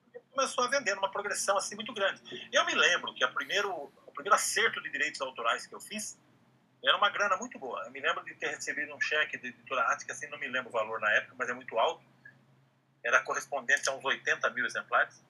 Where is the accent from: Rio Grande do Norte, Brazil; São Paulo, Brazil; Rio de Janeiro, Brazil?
São Paulo, Brazil; Amparo; moved away; a minha infância, a minha adolescência no interior, lá em Amparo